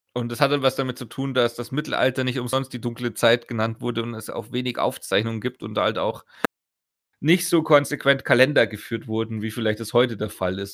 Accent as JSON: {"language": "German", "town": "Augsburg", "region": "Bavaria", "country": "Germany", "said": "bei uns in Augsburg"}